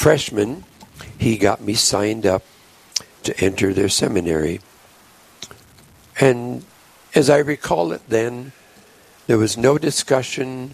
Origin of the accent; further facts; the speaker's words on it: Polo, South Dakota, United States; I grew up in the St. Laborious Parish in Polo, South Dakota